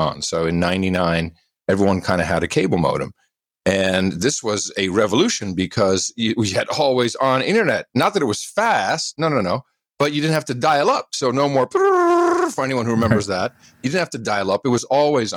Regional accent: Amsterdam, North Holland, Netherlands; now in United States; I was living in Amsterdam. I grew up in Amsterdam, the Netherlands, and then moved back to the States. I'm American

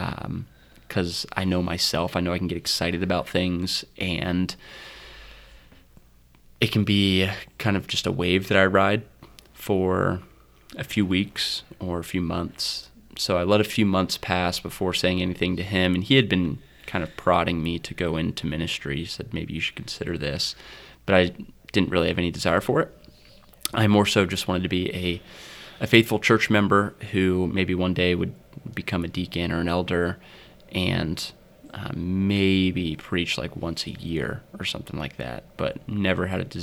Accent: Mount Vernon, Ohio, United States; I'm attending Mount Vernon Nazarene University primarily because that's where that was the university in my hometown.

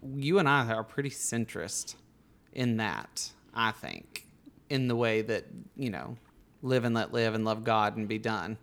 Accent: Bug Tussle, Alabama, United States; my hometown of Bug Tussle.

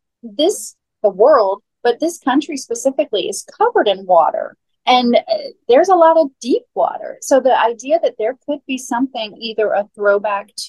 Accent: Florida, United States; I grew up in Florida

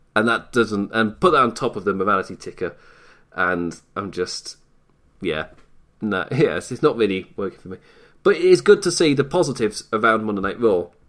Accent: England, United Kingdom; from England

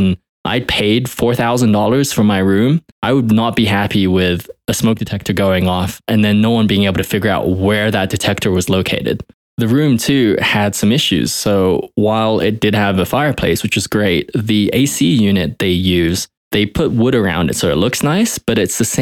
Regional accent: United Kingdom; now in United States; I'm originally British

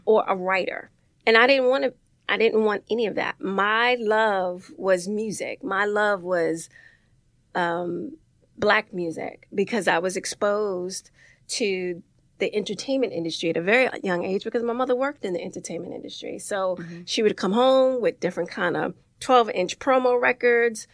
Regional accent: New York City, New York, United States; also born or lived in Harlem; I grew up in the Bronx, um, Soundview projects.

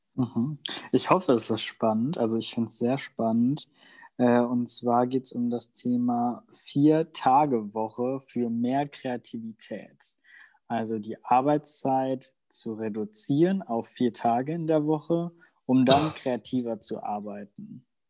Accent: Germany; first language German; ich bin in Deutschland groß geworden und deswegen ist Deutsch meine Muttersprache

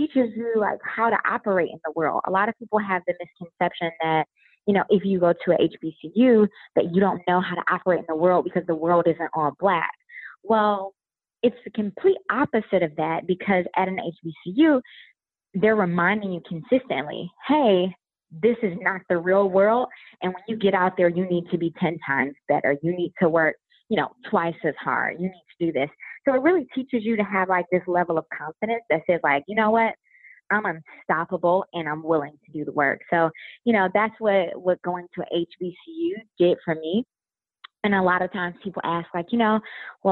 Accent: Detroit, Michigan, United States; moved away as an adult; also born or lived in Montgomery, Alabama / Tallahassee, Florida; I'm from Detroit. Detroit is, you know, it's 80% Black

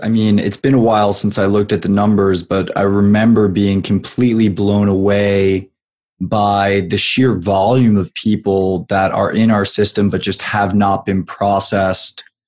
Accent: California, United States; my home state of California

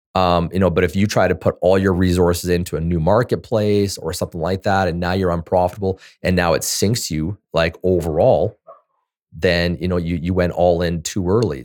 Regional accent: Canada; I'm a Canadian

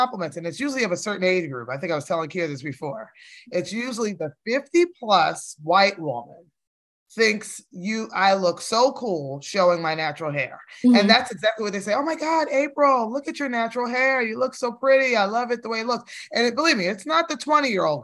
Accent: New Jersey, United States; now in Georgia, United States; I live in Georgia now. And we're from Jersey. I was born in Jersey.

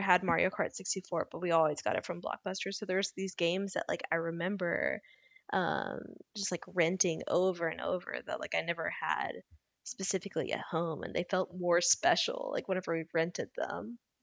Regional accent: Louisiana, United States; a kid growing up in Louisiana

